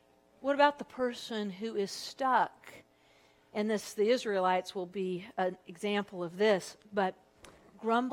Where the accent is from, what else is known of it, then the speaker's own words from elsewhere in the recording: Southern California, United States; moved away as an adult; also born or lived in Texas; I was from Southern California, but I went to Texas